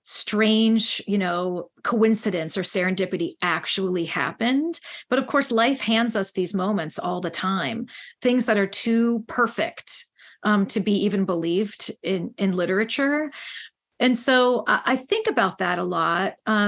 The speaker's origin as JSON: {"language": "English", "country": "Ireland", "said": "Oh, yes, I'm Irish. Yes, I can."}